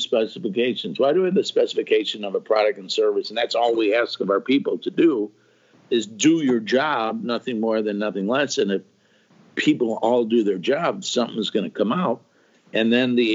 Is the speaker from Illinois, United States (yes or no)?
yes; Chicago, Illinois, United States; moved away as an adult; now in Springfield, United States; I grew up in Chicago, and I worked for a Fortune 500 company